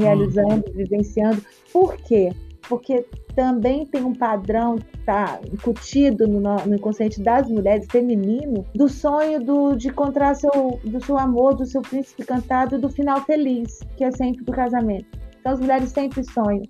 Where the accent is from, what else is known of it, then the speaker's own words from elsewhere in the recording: Rio de Janeiro, Brazil; moved away as an adult; now in Minas Gerais, Brazil; Eu sou do Rio de Janeiro e estava como defensora em Minas